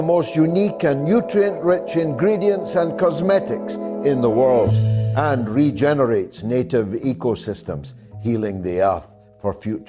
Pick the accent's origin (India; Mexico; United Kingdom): United Kingdom; who in all weathers, and because we're British, oftentimes in shorts, in sub-zero temperatures, bring your mail to your door every day